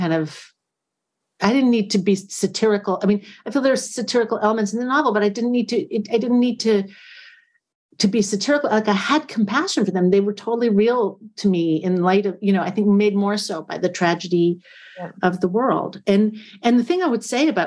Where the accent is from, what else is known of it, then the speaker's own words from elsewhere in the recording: United States; I'm an American person